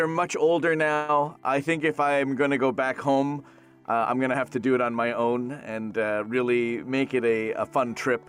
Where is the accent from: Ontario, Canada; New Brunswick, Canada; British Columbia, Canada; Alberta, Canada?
Ontario, Canada; Toronto; moved away as an adult; now in Los Angeles, United States; Born and raised in Toronto, Ontario, Canada. So it was very cold, number one. And number two, I only know the swear words.